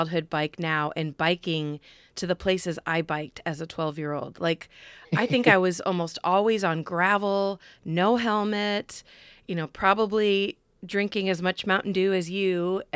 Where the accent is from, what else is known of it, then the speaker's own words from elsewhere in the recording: Midwest, United States; I'm a Midwesterner as well